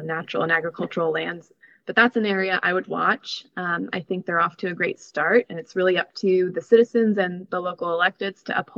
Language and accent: English; Gainesville, Florida, United States; I'm from Gainesville, Florida, originally